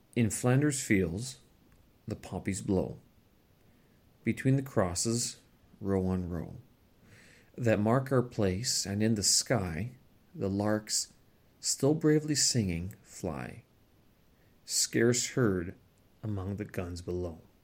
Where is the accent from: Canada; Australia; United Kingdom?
Canada; moved away as an adult; now in China; as a Canadian, someone who holds the Canadian passport